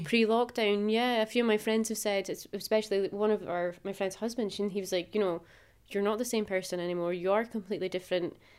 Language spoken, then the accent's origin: English; Macduff, Scotland, United Kingdom; moved away; I'm originally from Macduff, which is quite a traditional small town.